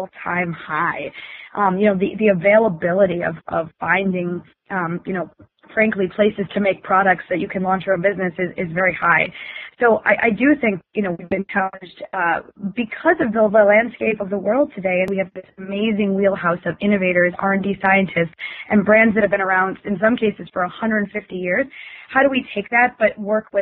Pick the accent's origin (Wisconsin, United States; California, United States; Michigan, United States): Wisconsin, United States; I grew up in Wisconsin